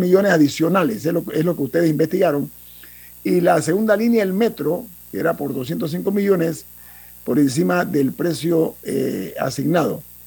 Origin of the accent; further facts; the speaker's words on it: Panama; como panameño